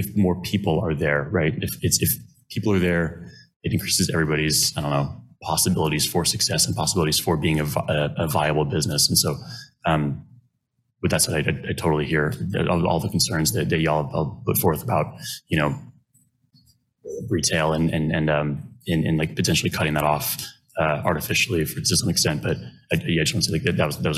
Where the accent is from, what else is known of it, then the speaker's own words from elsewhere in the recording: Lawrence, Kansas, United States; I grew up in Lawrence and I was born here